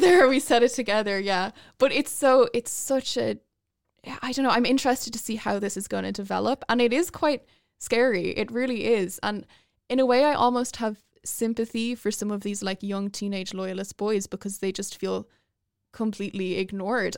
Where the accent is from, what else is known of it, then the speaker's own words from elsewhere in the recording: Dublin, Leinster, Ireland; where I'm from, I'm from North Dublin.